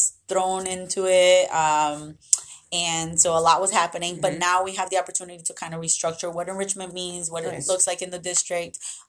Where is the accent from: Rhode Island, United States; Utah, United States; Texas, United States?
Rhode Island, United States; Central Falls; born or raised there; also born or lived in Medellín, Colombia